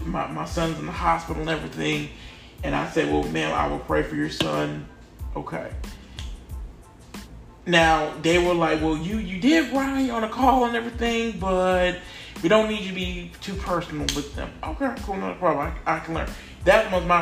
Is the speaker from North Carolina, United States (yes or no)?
yes; North Carolina, United States; I was born in North Carolina